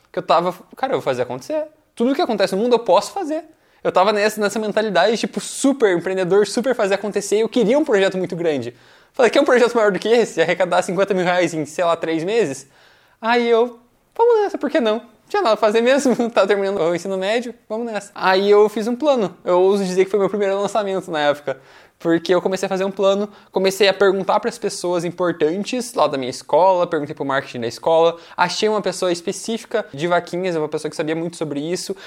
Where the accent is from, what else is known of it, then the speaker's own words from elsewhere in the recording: Curitiba, Paraná, Brazil; also born or lived in Foz do Iguaçu, Brazil / United States; eu nasci em Foz do Iguaçu, na fronteira com o Paraguai, aí eu vim para cá, para Curitiba, aos 5 anos de idade